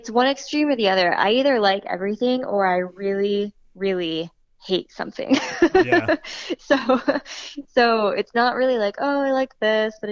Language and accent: English; Boston, Massachusetts, United States; now in New York, United States; I'm from Boston originally